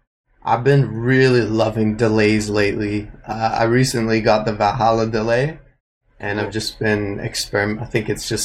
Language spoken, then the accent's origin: English; Edmonton, Alberta, Canada; also born or lived in Nanaimo / Toronto / Vancouver / Los Angeles; I was born in Nanaimo on Vancouver Island. I grew up in Edmonton. And I've just been hopping around Toronto and Vancouver